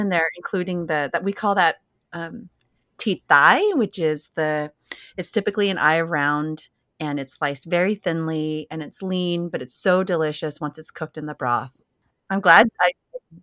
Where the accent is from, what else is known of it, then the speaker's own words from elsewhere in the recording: San Jose, California, United States; moved away; I was born and raised in Silicon Valley, right in, you know, the Bay Area, San Jose.